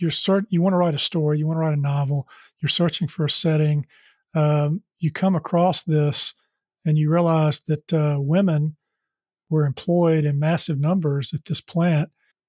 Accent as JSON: {"language": "English", "town": "Charlotte", "region": "North Carolina", "country": "United States", "tie": "born or raised there", "said": "You say on your website that after discovering how your hometown, my hometown of Charlotte, forgot its own amazing her story, it became the perfect setting for your novel."}